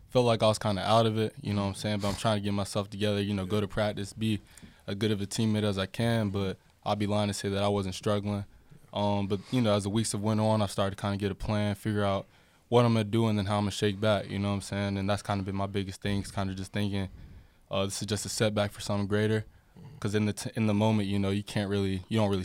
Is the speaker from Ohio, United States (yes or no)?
no; Harrisburg, North Carolina, United States; Grew up in a small town called Harrisburg